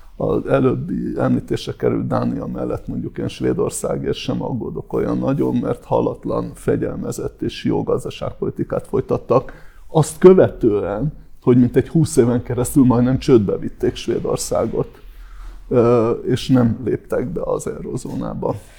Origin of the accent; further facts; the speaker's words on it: Hungary; magyarként és európaiként